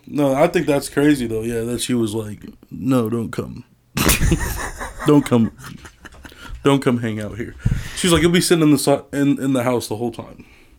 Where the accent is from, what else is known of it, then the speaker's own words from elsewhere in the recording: Des Moines, Iowa, United States; also born or lived in Lincoln, Nebraska; I'm from Southside Des Moines.